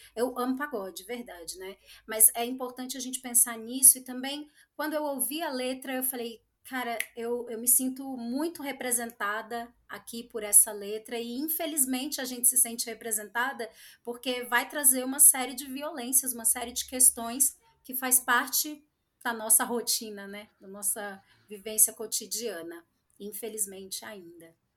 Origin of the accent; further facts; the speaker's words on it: Espírito Santo, Brazil; now in São Paulo, Brazil; sou capixaba